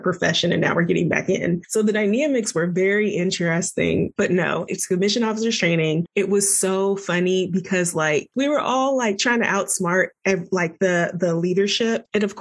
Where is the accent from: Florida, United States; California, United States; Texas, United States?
Florida, United States; moved away as an adult; also born or lived in Washington, D.C.; I'm from Florida and I was in DC for my residency.